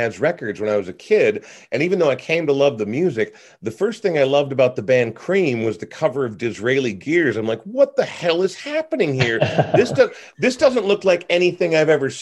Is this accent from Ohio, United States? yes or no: no; Coon Rapids, Minnesota, United States; moved away as an adult; a guy from Coon Rapids